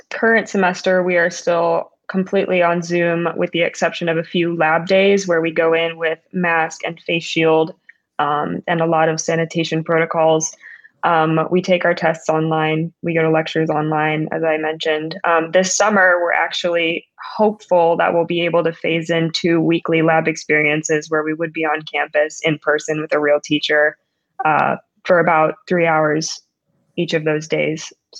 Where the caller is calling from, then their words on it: Philadelphia, Pennsylvania, United States; I am calling in from Center City, Philadelphia, and right now there is a effort to distribute the vaccines going on.